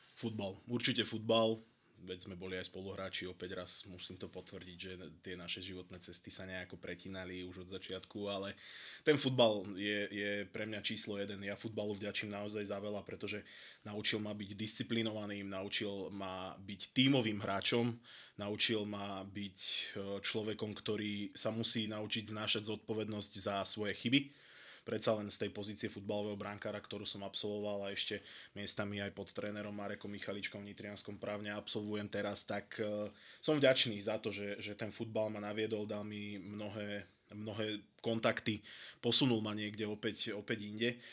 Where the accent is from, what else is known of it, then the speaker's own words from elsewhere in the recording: Prievidza, Trenčín Region, Slovakia; pochádzam z Prievidze